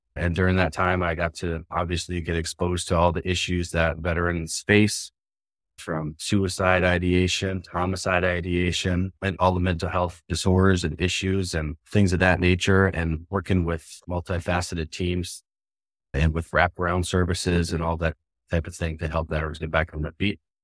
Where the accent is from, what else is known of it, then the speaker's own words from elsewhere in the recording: Spirit Lake Nation Reservation, North Dakota, United States; I was born and raised on the Spirit Lake Nation Reservation